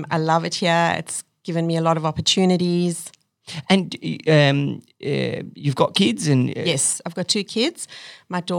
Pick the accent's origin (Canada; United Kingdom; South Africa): South Africa; moved away as an adult; now in Australia; My parents wanted to leave South Africa and give my brother and I a better life